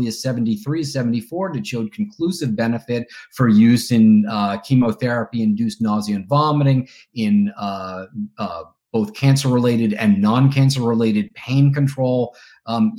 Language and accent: English; Boston, Massachusetts, United States; I grew up here in the Boston area. I live in the same town that I grew up